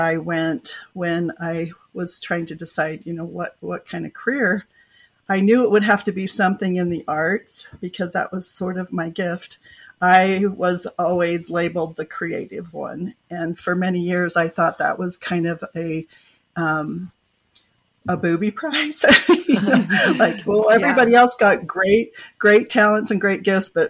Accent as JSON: {"language": "English", "region": "Oregon", "country": "United States", "tie": "born or raised there", "moved": "as an adult", "lives_now": "Utah, United States", "said": "I grew up in Oregon"}